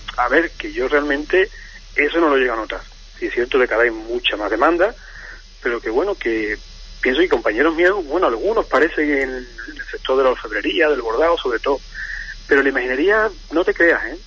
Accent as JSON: {"language": "Spanish", "town": "Huelva", "region": "Andalusia", "country": "Spain", "moved": "yes", "said": "soy de Huelva como bien y tal yo muchísimo tiempo aquí pero sí es verdad que me une a Huelva mi, mi familia"}